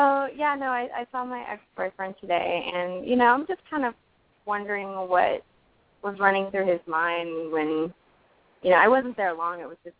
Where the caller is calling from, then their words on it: New York City, New York, United States; I'm also calling in from New York, but I'm down in the city